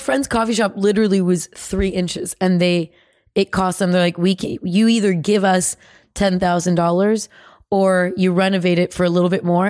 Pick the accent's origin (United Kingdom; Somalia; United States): United States; California; from California.